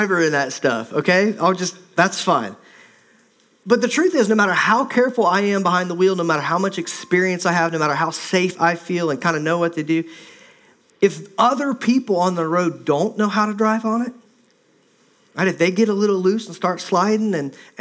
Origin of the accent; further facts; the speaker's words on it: Midwest, United States; moved away as an adult; also born or lived in Minnesota / Ohio / Indiana; now in Oregon, United States; I grew up in the Midwest